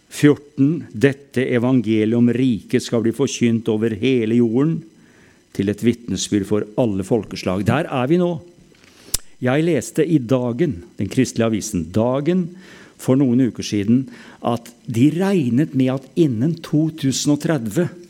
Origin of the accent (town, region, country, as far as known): Norway